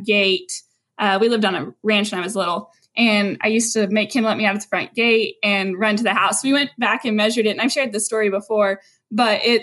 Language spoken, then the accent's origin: English; Brackettville, Texas, United States; moved away as an adult; also born or lived in Dallas, Texas; I'm from Brackettville, which is a really small town, and moved to Dallas